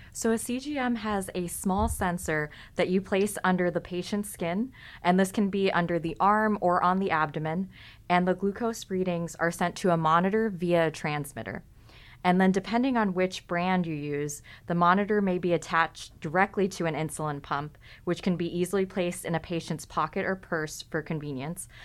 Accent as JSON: {"language": "English", "region": "California", "country": "United States", "said": "I'm also from California"}